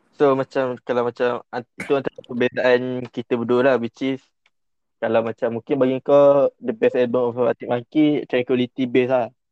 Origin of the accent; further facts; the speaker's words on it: Rawang, Selangor, Malaysia; aku dari Rawang